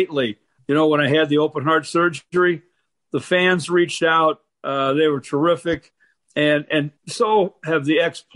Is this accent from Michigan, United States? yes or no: yes; Detroit, Michigan, United States; It's in my home state and the town where I was born